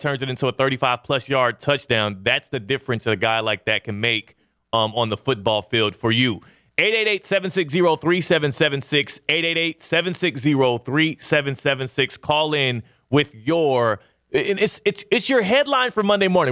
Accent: Kansas, United States; I was born in Kansas

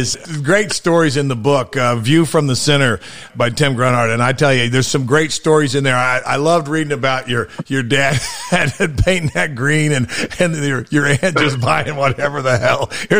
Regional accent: Kansas, United States; moved away; I'm a Kansas boy. I grew up in Kansas

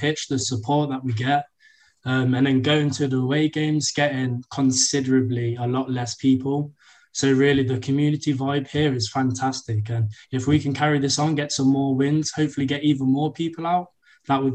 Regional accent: Rugby, West Midlands, United Kingdom; moved away as an adult; also born or lived in Indiana; now in Lubbock, United States; I'm from Rugby in the UK

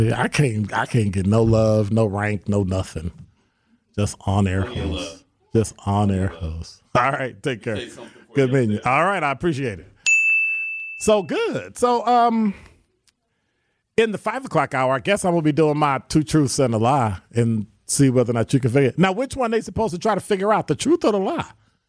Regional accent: Chicago, Illinois, United States; I'm from Chicago.

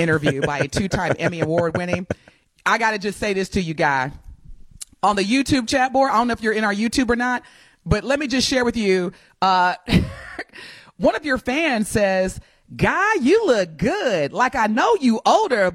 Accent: Evansville, Indiana, United States; I'm from Evansville

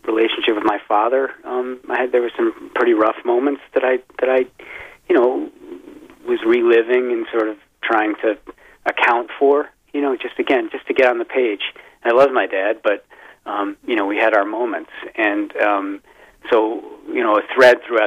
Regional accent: Midwest, United States; also born or lived in Wisconsin; now in Vermont, United States; I live in Vermont, and, you know, although I'm from the Midwest, spent a lot of time in Wisconsin

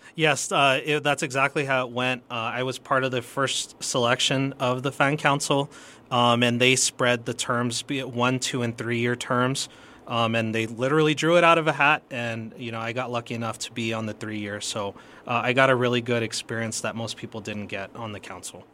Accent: El Paso, Texas, United States; I've been, uh, born and raised in El Paso

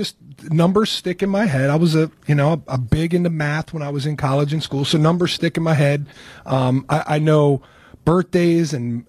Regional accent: York, Pennsylvania, United States; moved away; I grew up in York.

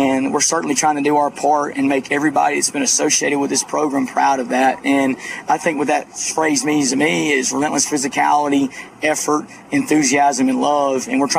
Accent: Alabama, United States; I'm from Alabama, right across the Alabama Mississippi line. My mother's from Mississippi, and I have a lot of Southern Miss with my family.

